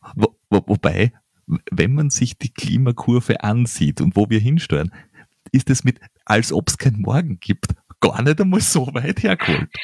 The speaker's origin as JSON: {"language": "German", "country": "Austria", "said": "als Österreicher"}